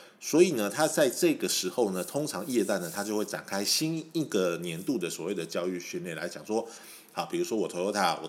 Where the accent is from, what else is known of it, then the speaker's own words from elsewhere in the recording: Taiwan; 我们台湾人都有个习俗，就是说鬼月的时候，我们不喜欢买车